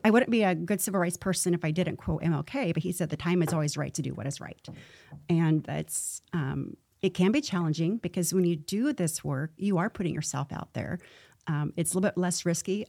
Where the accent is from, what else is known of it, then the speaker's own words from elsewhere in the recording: Missouri, United States; moved away; I'm from Missouri, which is a show me